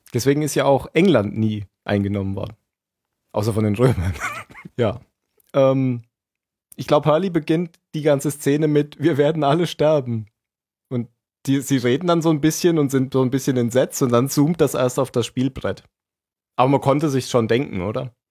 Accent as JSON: {"language": "German", "region": "Hesse", "country": "Germany", "tie": "born or raised there", "also_born_or_lived": "Bavaria", "moved": "yes", "lives_now": "Baden-Württemberg, Germany", "said": "Ich bin, bin geborener Hesse, gewohnter Baden-Württemberger und Arbeitsbayer"}